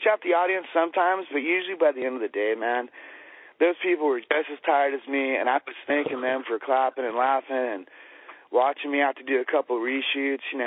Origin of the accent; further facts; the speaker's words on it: La Puente, California, United States; also born or lived in Upland, California; I originally before that was in La Puente. Man, I grew up La in La Puente.